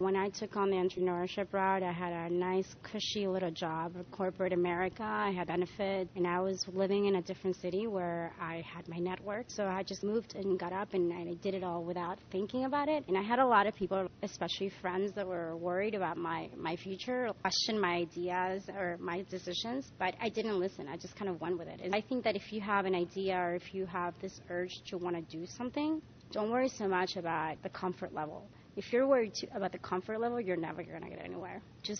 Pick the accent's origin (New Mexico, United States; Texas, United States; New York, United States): New York, United States; As a New Yorker, you learn fast you have to have flats with you at all times in your bag.